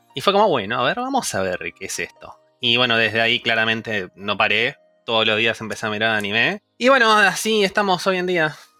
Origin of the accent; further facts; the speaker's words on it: Buenos Aires, Argentina; now in Barcelona, Spain; originariamente de Argentina. Argentina, Buenos Aires, zona oeste